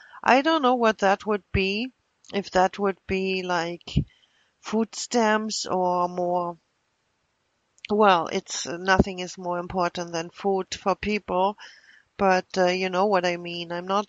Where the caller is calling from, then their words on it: Milwaukee, Wisconsin, United States; I'm calling from Milwaukee, and this is regarding a group of stalkers who apparently are messing with the FBI phone system.